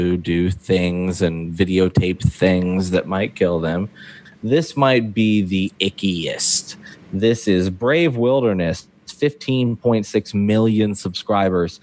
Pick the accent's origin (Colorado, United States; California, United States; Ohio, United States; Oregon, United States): Ohio, United States; I grew up in Ohio